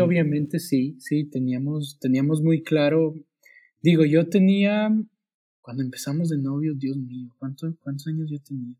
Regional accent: Quito, Pichincha, Ecuador; moved away as an adult; also born or lived in New Zealand; now in Saltillo, Mexico; Soy de Ecuador

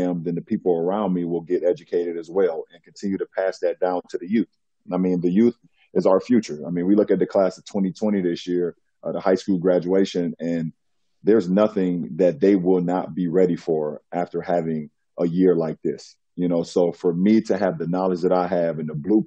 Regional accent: United States; as a Black man growing up in America

